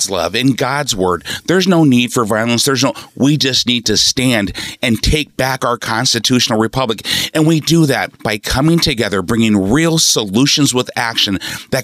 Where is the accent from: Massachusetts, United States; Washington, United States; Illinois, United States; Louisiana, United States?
Washington, United States; Seattle; born or raised there; also born or lived in Oakland, California